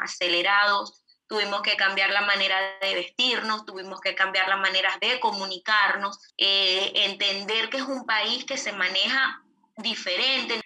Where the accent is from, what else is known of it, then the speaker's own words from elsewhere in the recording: Venezuela; moved away as an adult; now in Uruguay; nosotros en Venezuela eh, teníamos empresa, eh, estábamos relativamente tranquilos en nuestro país